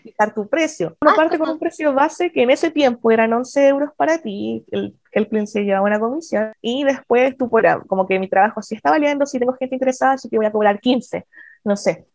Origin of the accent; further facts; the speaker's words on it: Chile; moved away as an adult; also born or lived in Germany; soy chilena, con Working Holiday